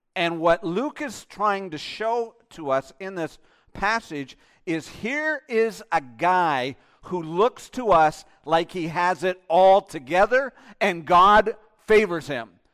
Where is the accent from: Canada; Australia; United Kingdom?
Canada; I'm Canadian